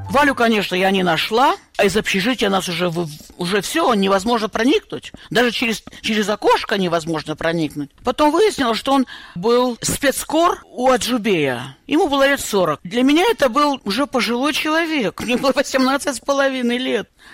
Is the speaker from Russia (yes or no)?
yes; North Caucasus, Russia; moved away as an adult; also born or lived in Nalchik; now in United States; я родилась на Кавказе